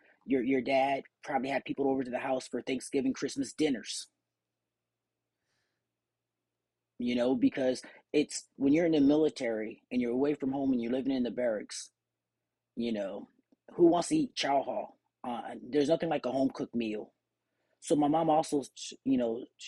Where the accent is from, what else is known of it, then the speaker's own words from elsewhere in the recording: California, United States; growing up in California